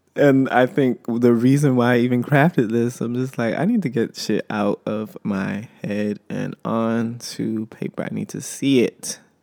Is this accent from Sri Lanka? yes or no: no; United States; I am an American